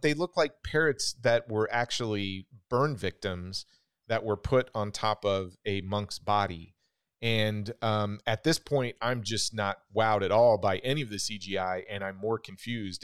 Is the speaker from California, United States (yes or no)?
no; Wichita, Kansas, United States; when I was growing up in Wichita, Kansas